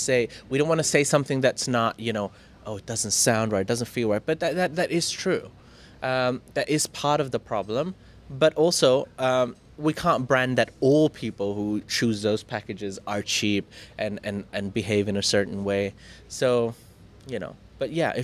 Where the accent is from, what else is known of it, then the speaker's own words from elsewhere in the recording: India; now in Thailand; I'm an Indian.